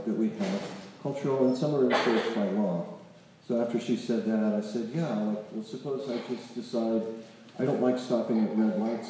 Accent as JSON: {"language": "English", "region": "North Carolina", "country": "United States", "said": "I'm from North Carolina"}